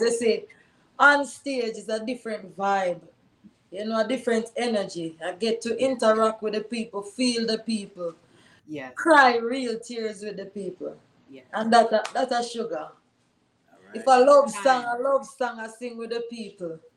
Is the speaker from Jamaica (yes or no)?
yes; Jamaica; I'm a Jamaican. And here I am thinking about the struggles of my people here in Jamaica